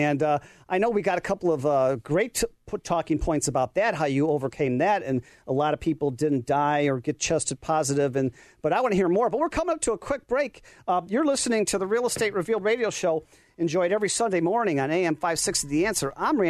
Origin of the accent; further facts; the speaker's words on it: Orland Park, Illinois, United States; And boy, and I'm from Orland Park.